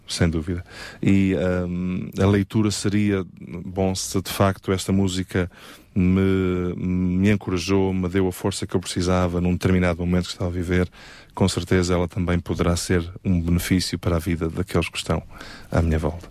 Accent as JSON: {"language": "Portuguese", "town": "Évora", "region": "Alentejo", "country": "Portugal", "tie": "born or raised there", "also_born_or_lived": "Montemor-o-Novo", "said": "nasci no Alentejo, na belíssima cidade de Évora, um, e vivi ali na zona de Monte Moro Novo durante uh, alguns anos"}